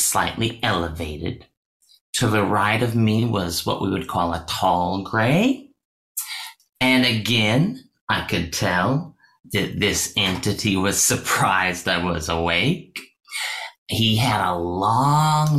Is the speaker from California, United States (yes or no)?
no; Washington, United States; I was born in Washington State.